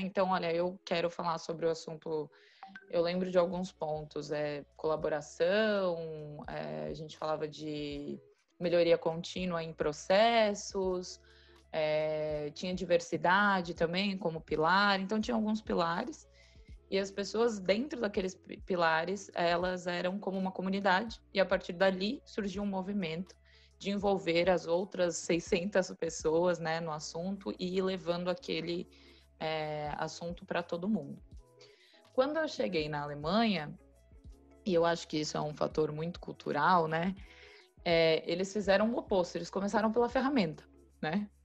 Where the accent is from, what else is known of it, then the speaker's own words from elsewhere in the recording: Brazil; eu era uma pessoa do Brasil